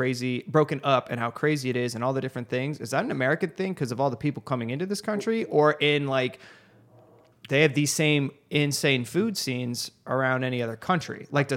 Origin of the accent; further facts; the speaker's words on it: England, United Kingdom; I'm an Englishman.